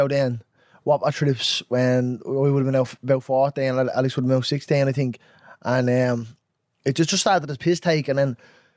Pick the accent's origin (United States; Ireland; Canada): Ireland; Dublin, Leinster; also born or lived in Clondalkin; I grew up in Ringsend